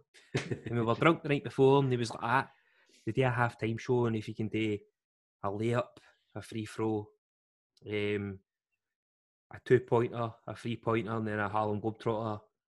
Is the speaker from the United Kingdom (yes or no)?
yes; Scotland, United Kingdom